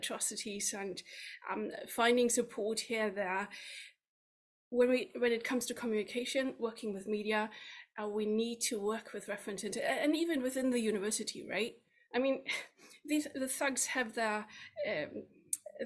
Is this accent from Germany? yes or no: yes; Germany; moved away as an adult; now in United Kingdom; My home country is Germany, where I worked from central bank to investment bank in the headquarters in Frankfurt